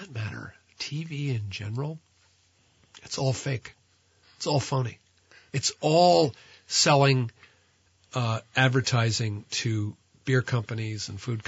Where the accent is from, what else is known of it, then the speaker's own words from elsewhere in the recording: New Jersey, United States; New Jersey, my hometown